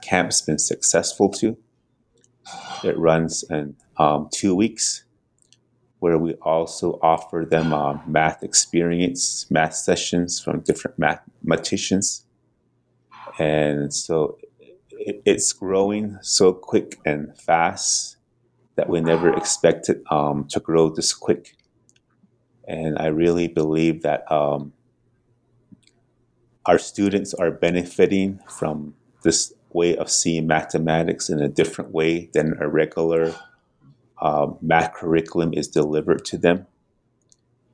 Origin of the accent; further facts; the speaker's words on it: Tonalea, Arizona, United States; also born or lived in Wheatfields, Arizona; originally from Tonalia, Arizona, where I grew up on the Navajo Nation